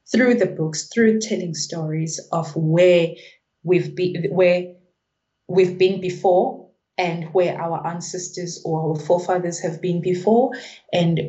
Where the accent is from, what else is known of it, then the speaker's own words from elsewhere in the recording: South Africa; now in United Kingdom; I'm from South Africa, I'm a Zulu speaking person.